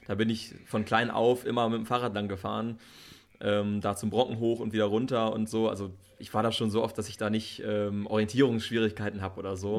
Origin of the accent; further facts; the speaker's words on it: Bad Harzburg, Lower Saxony, Germany; ich bin hier in, äh, im Harz aufgewachsen, ne, in der Nähe hier geboren und äh, lebe schon mein ganzes Leben hier in Bad Harzburg